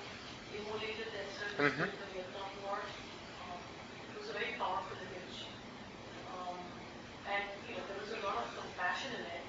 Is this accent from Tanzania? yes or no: no; India; moved away; I'm from India.